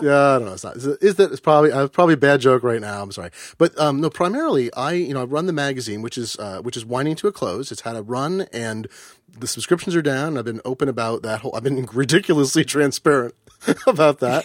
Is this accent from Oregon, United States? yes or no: yes; Eugene, Oregon, United States; I grew up in Eugene, Oregon, home of the superannuated hippie